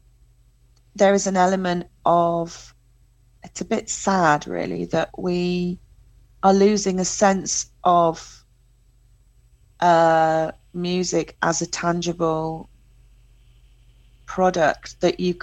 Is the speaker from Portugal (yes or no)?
no; England, United Kingdom; as an English, I have that English thing